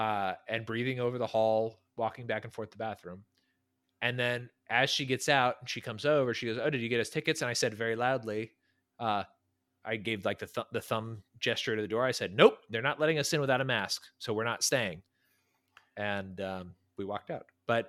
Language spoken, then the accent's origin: English; California, United States; my home state, which I love, is a nightmare to be